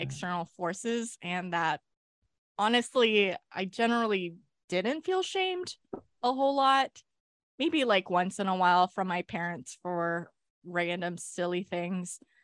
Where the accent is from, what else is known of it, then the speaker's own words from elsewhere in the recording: California, United States; I was born in California